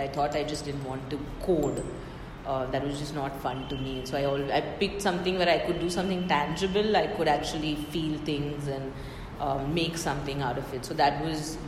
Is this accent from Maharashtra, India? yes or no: yes; Mumbai, Maharashtra, India; I'm from Bombay, so not a Delhi person at all. And grew up in Bombay